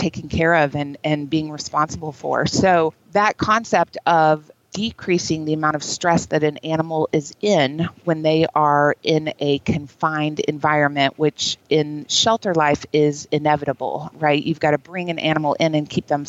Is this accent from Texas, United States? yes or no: yes; Texas, United States; I lived in Texas. I grew up in Texas